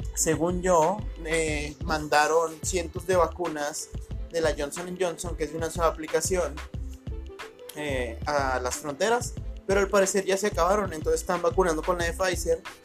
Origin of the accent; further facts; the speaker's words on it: Ciudad Juárez, Chihuahua, Mexico; soy de Ciudad Juárez